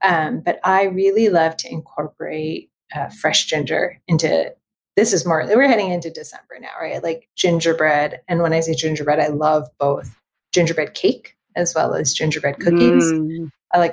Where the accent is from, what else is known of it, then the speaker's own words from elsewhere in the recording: Los Angeles, California, United States; I was born and raised in Los Angeles in Southern California, and my family is Chinese